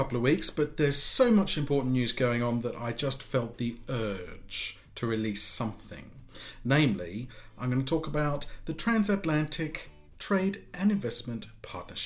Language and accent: English; United Kingdom; me as a Brit